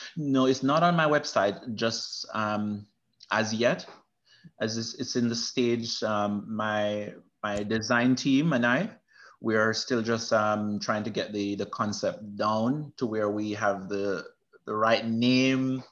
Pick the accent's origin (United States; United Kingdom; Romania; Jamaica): Jamaica; Manchester Parish; moved away; I'm from Manchester, Jamaica, which is a central part of Jamaica.